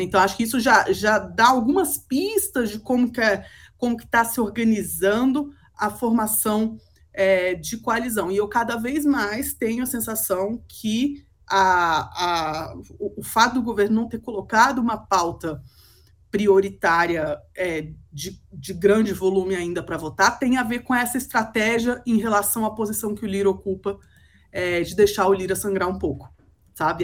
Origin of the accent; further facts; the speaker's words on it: Brazil; como brasileira